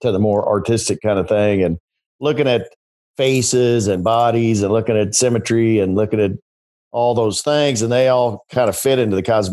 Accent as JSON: {"language": "English", "town": "Richmond", "region": "Missouri", "country": "United States", "tie": "born or raised there", "said": "I'm from Richmond, Missouri, which is a little spot in the road, kind of northeast of Kansas City. Went to high school there"}